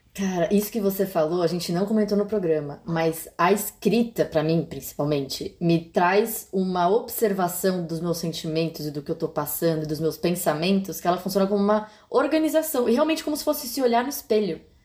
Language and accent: Portuguese; São Paulo, Brazil; moved away; Eu estou em São Paulo, voltei para minha terra natal